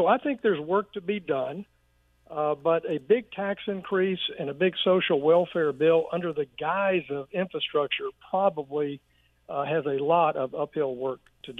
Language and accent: English; Arkansas, United States; And I've seen great success here in my home state of Arkansas.